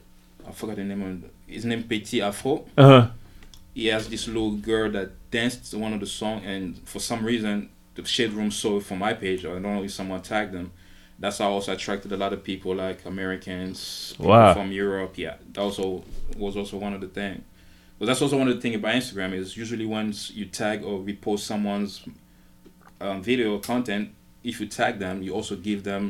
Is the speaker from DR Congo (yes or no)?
yes; Kinshasa, DR Congo; also born or lived in Cameroon; now in United States; I was born and raised in Congo. Moving to the U.S. Back in my early 2000